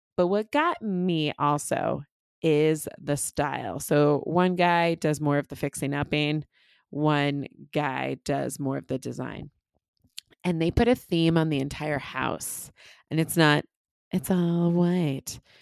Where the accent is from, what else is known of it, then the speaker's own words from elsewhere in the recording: Connecticut, United States; moved away; I went back to Connecticut